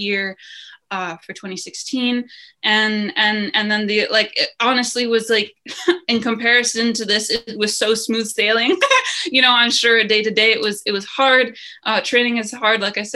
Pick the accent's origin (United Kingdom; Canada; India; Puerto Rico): Canada; Lethbridge, Alberta; Lethbridge, my hometown where I am now